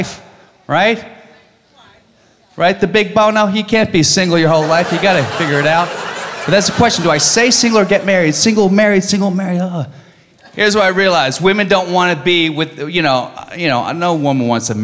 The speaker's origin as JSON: {"language": "English", "region": "Virginia", "country": "United States", "moved": "yes", "said": "I'm from Virginia, right? People back there are kind of ignorant."}